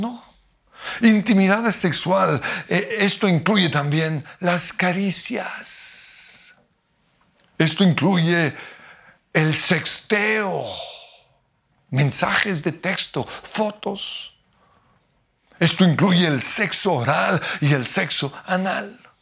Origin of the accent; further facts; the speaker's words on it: Colombia; como diríamos en Colombia